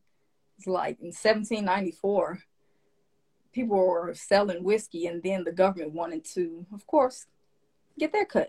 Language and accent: English; Tennessee, United States; My home state being one of them.